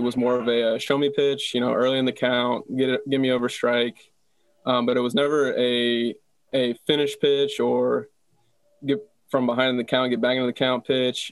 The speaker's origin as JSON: {"language": "English", "region": "Texas", "country": "United States", "tie": "born or raised there", "also_born_or_lived": "Tucson, Arizona", "said": "I was pretty much born and raised in Texas"}